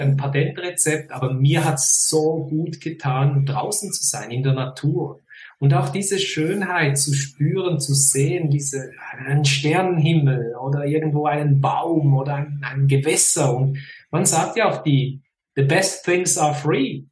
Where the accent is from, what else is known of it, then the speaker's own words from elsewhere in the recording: Fribourg, Switzerland; accent: Swiss; now in near Zurich, Switzerland; aufgewachsen in Freiburg, im Kanton Freiburg.